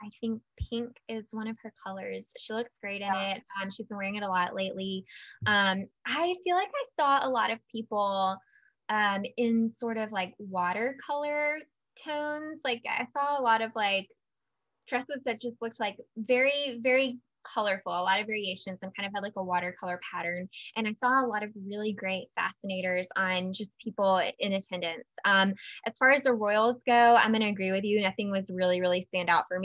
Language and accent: English; United States; being an American